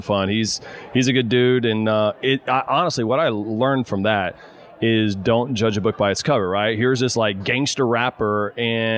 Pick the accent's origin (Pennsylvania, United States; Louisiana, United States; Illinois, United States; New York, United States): Louisiana, United States; Port Allen; also born or lived in Texas / Denver, Colorado; now in Charlotte, United States; I grew up in Port Allen, Louisiana